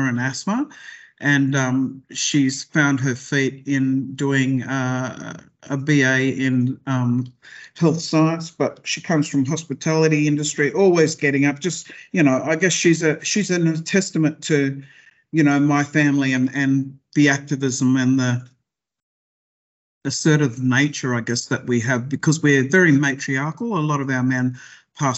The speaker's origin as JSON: {"language": "English", "town": "Tweed Heads", "region": "New South Wales", "country": "Australia", "also_born_or_lived": "Brisbane, Queensland", "moved": "yes", "lives_now": "Sydney, Australia", "said": "I come from the Northern Rivers, Tweed Heads, Chindra, in fact. I was born in Brisbane."}